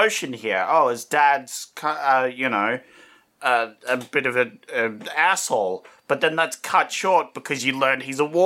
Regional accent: United States; as an American

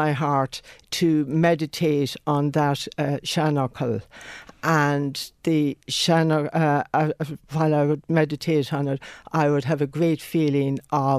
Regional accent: County Mayo, Connacht, Ireland; first language Irish; English is a second language; the Irish language, my native tongue, and I was born and bred in County Mayo, where we had a great love of the Irish language, and it was embedded in me.

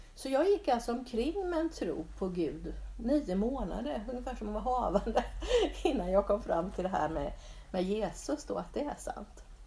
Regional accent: Bodafors, Jönköping County, Sweden; jag är uppväxt på Sågbacke i, i, utanför Bodafors

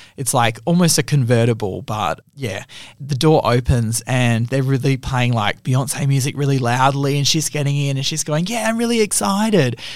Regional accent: Australia; I'm from Australia.

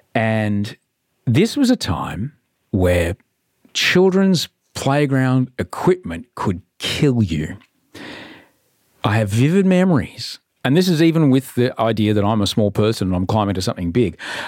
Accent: Brisbane, Queensland, Australia; I grew up in Brisbane, these things were terrifyingly hot to the touch.

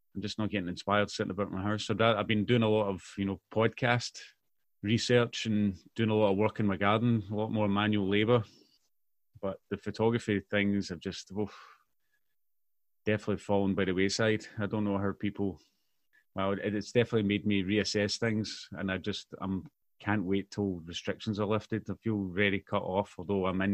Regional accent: Mississauga, Ontario, Canada; now in Clydebank, United Kingdom; I grew up in Mississauga, which is a suburb, if you like, of Toronto

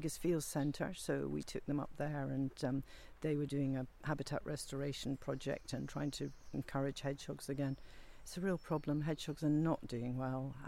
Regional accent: Scotland, United Kingdom; I was brought up in Ardnamurchan, where we culled a lot of deer.

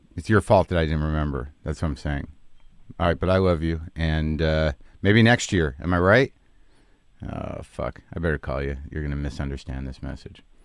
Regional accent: Albuquerque, New Mexico, United States; moved away; I was growing up in Albuquerque, New Mexico

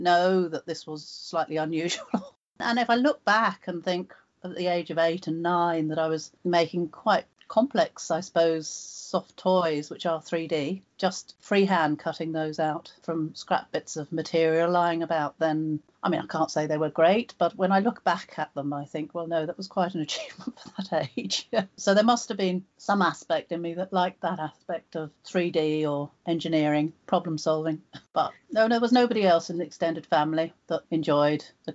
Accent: just outside Cambridge, East of England, United Kingdom; I was born just outside Cambridge on a farm

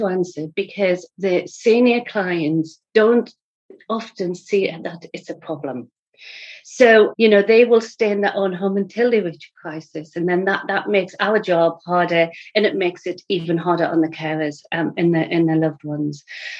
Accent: England, United Kingdom; moved away as an adult; I was just coming from England. My husband got relocated over here. And in my previous life, I was a Macmillan nurse in England for 20 years.

